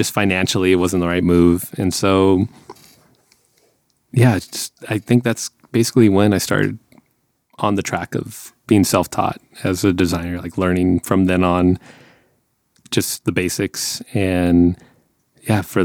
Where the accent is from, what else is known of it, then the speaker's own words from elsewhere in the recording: between San Francisco and LA, California, United States; moved away as an adult; we're kind of close to San Francisco, we're my hometown area, basically it's between here